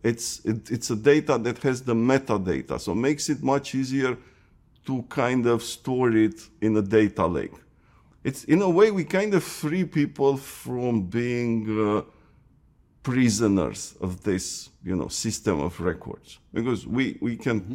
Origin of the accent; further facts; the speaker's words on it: Romania; moved away as an adult; also born or lived in Seattle; I was born in Romania.